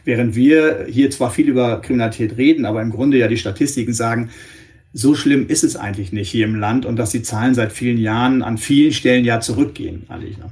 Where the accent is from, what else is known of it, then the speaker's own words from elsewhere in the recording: northwest Germany, Germany; ich komme aus dem Nordwesten Deutschlands